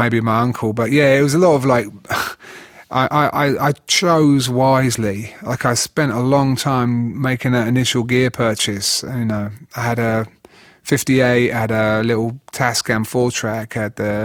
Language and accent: English; Huntingdon, East of England, United Kingdom; It was Hinchingbrook School in Huntingdon, Cambridgeshire